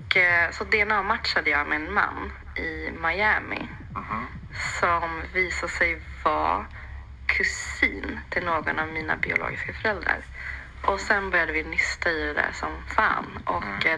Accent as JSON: {"language": "Swedish", "region": "Jämtland", "country": "Sweden", "tie": "born or raised there", "also_born_or_lived": "Sri Lanka", "said": "jag är född eh, på Sri Lanka, mm. men uppvuxen i Jämtland."}